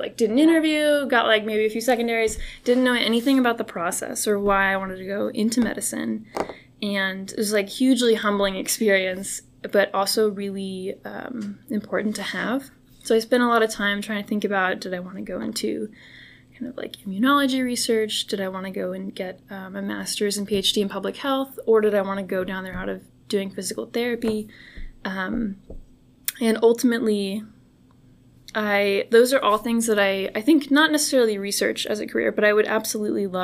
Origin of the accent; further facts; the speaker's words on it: Bay Area, California, United States; moved away as an adult; now in Houston, United States; when I grew up in California